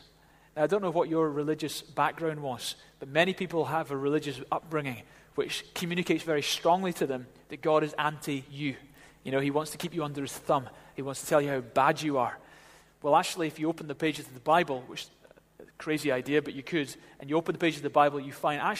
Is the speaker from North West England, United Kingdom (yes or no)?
no; Glasgow, Scotland, United Kingdom; now in Edinburgh, United Kingdom; Edinburgh, you know, I came from Glasgow, I'm a Ouija. And in Glasgow, they say, come in and have your tea.